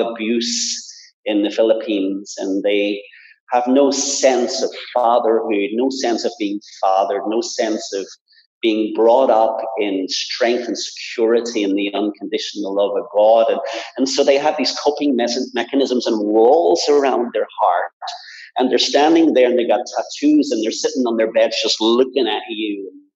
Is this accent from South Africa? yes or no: no; Belfast, Northern Ireland, United Kingdom; moved away; I was brought up in Belfast in the midst of a lot of tensions in church life